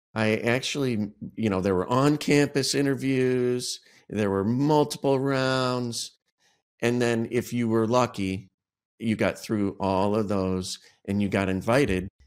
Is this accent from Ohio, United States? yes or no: yes; Cleveland, Ohio, United States; moved away; also born or lived in Chicago; I moved back to my hometown of Cleveland, Ohio